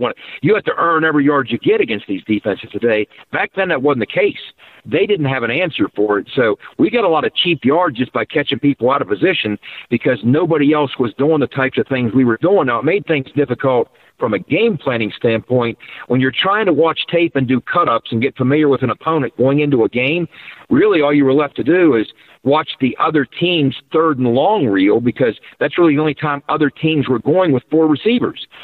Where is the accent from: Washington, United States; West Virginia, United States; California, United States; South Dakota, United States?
West Virginia, United States; Davis; Davis, West Virginia, and beautiful Tucker County, West Virginia